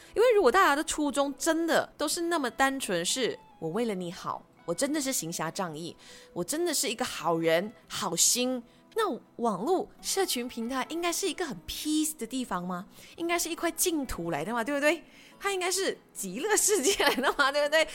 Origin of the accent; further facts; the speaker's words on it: Malaysia; 我们是马来西亚人